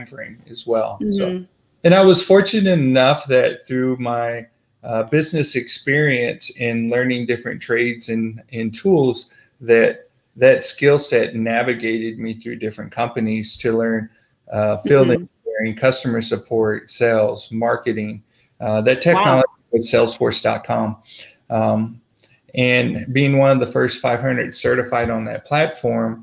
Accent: St. Louis, rural Missouri, United States; moved away as an adult; also born or lived in Southern California, United States; I was born in St. Louis, grew up in Southern California for a little while. We moved back to rural Missouri

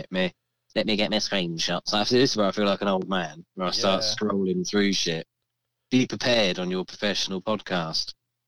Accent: United Kingdom; Being British chaps

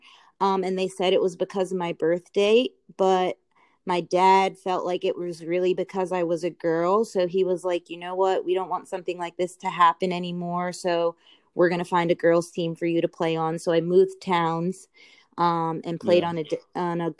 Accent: Long Island, New York, United States; moved away as an adult; also born or lived in Seattle-Tacoma area / Denmark / Cyprus / Australia; now in Seattle-Tacoma, United States; I'm from Long Island. I grew up playing basically every sport.

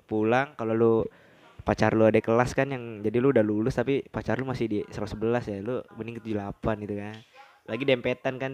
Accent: Java, Indonesia; padahal gue orang Jawa asli gitu

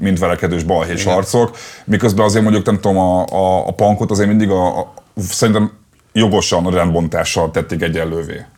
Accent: Budapest, Hungary; én a népliget tőle nem messze nőttem fel

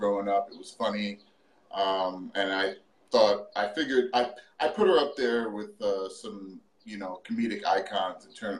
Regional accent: New York City, New York, United States; I live in New York City. I grew up in New York.

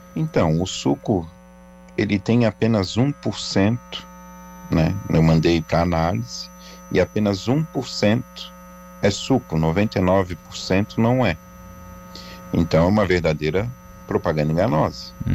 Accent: Brazil; sou brasileiro

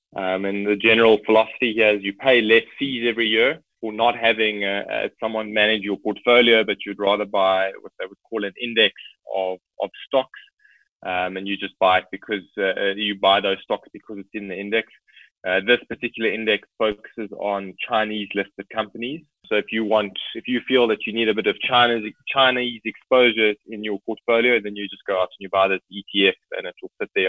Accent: South Africa; But it's great as a South African to have access to an increased range of products.

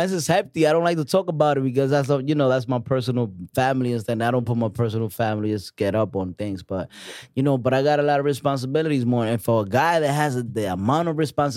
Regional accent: New York, United States; also born or lived in Dominican Republic; I'm a weird Dominican. Like, at 1993, come to this country, you know what I'm saying? And just, like, come into a spot, Harlem

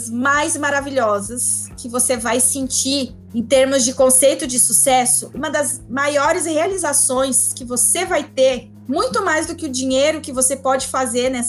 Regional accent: Curitibanos, Santa Catarina, Brazil; also born or lived in Florianópolis; now in Brasília, Brazil; Eu saí de Curitibanos, fui para Florianópolis, de Florianópolis eu vim para Brasília

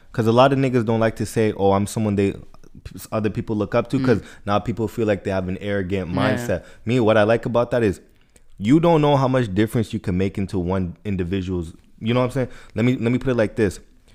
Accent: Florida, United States; now in Edmonton, Canada; Bro, me, I'm from Florida.

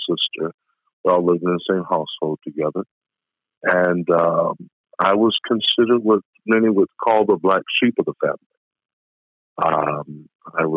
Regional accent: Indianapolis, Indiana, United States; I'm from Indianapolis, Indiana, 41 years old

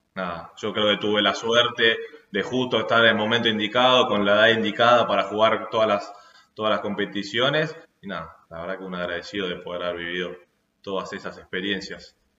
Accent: Argentina; somos argentinos

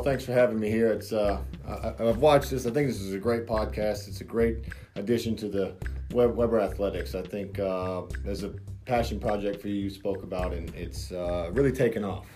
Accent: Haines City, Florida, United States; I'm from Haines City, from Polk County

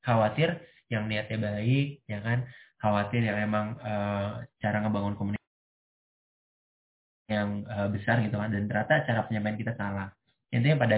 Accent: Jakarta, Indonesia; Aku dari Jakarta.

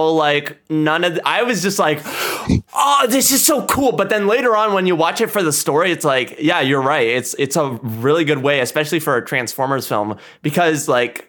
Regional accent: India; I'm Indian

